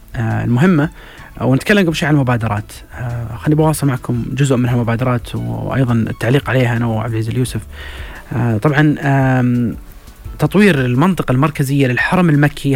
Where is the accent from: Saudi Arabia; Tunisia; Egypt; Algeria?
Saudi Arabia; حنا ترى كسعوديين